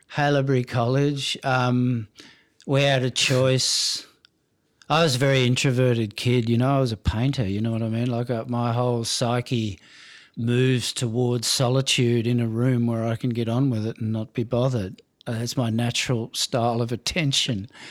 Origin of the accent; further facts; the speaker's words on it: Melbourne, Victoria, Australia; I was born in Middle Brighton in Melbourne